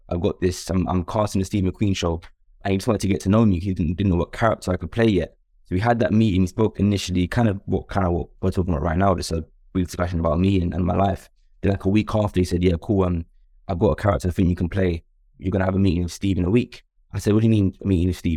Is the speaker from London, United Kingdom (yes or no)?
yes; London, United Kingdom; also born or lived in Stoke Newington; I grew up in, in Upper Clapton, then I also lived in, um, Stonewall in N sixteen